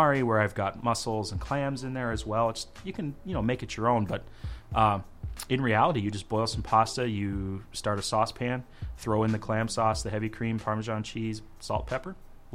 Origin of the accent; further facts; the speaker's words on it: Rancho Cucamonga, California, United States; also born or lived in Los Angeles; now in Minneapolis, United States; I grew up in a place called Rancho Cucamonga